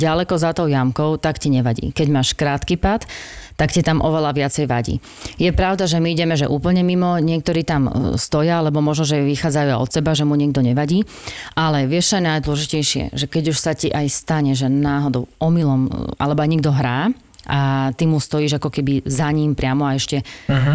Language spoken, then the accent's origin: Slovak; Slovakia; sme všetci Slováci